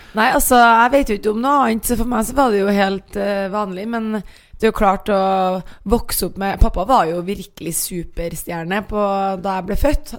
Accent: Trondheim, Trøndelag, Norway; accent: trøndersk; moved away; Jeg kommer fra Trondheim

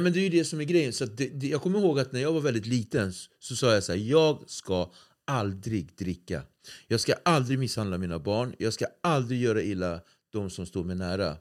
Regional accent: Nacka, Stockholm County, Sweden; jag är från Nacka

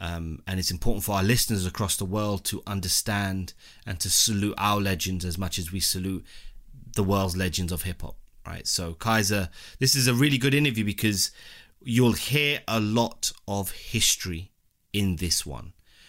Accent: London, United Kingdom; I'm West London too, born and raised.

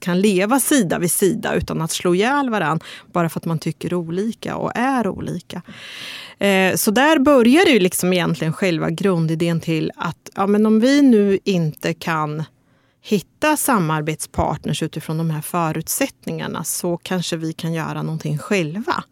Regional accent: Örebro, Örebro County, Sweden; Jag är uppväxt i Vivalla

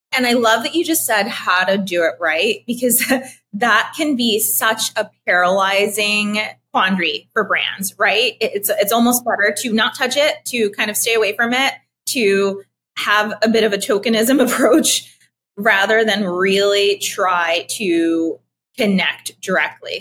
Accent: Philadelphia, Pennsylvania, United States; moved away; also born or lived in New York / Austin / Puerto Rico; I'm Puerto Rican, uh, but uh, raised in Philadelphia, lived in New York most of my life

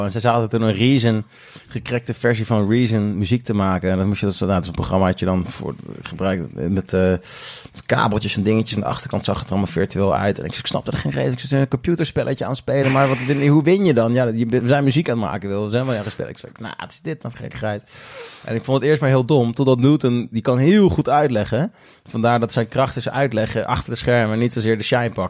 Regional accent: The Hague, South Holland, Netherlands; ja, wij zijn … we zijn met z'n vieren en we komen uit Den Haag en we komen spelen.

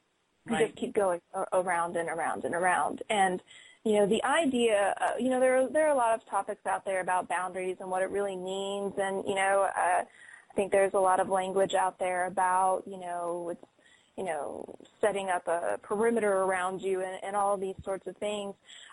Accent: Colorado, United States; I'm from Colorado.

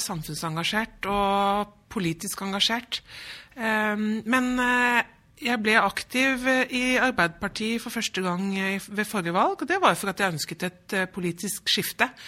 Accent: Drammen, Buskerud, Norway; moved away as an adult; now in Stavanger, Norway; Jeg er jo født og oppvokst i Drammen

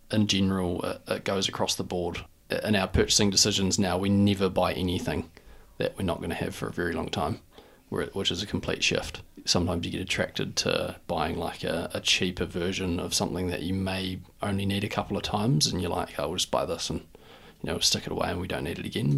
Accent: Dunedin, Otago, New Zealand; I'm from Dunedin and, you know, lived, grew up as any normal kid

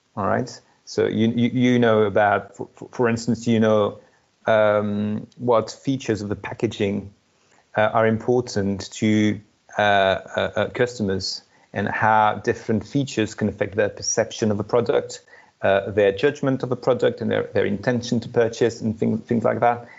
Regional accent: France; moved away as an adult; studied in France uh, my home country

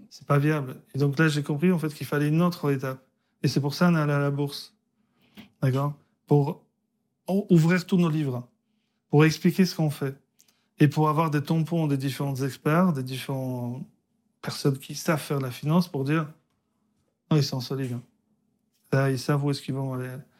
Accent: Poland; moved away; also born or lived in France; je suis né en Pologne, communiste

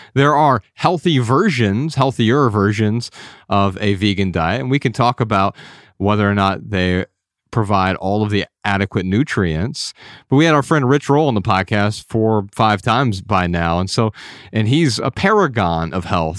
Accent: Midwest, United States; Ryan and I grew up in the Midwest

